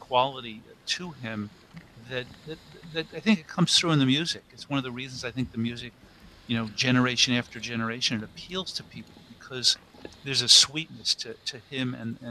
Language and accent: English; New York, United States; I grew up in New York, so I was body surfing off the coast of Long Island.